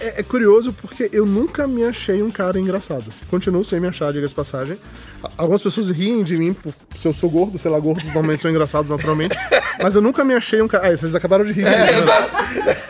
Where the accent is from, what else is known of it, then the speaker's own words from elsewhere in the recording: Amargosa, Bahia, Brazil; moved away as an adult; also born or lived in Salvador; now in São Paulo, Brazil; eu sou de uma cidade do interior da Bahia. Quando me mudei para Salvador para estudar